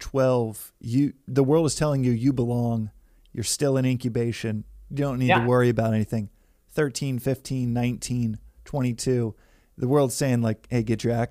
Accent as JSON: {"language": "English", "town": "Dallas", "region": "Texas", "country": "United States", "tie": "born or raised there", "said": "Growing up in Dallas, Texas"}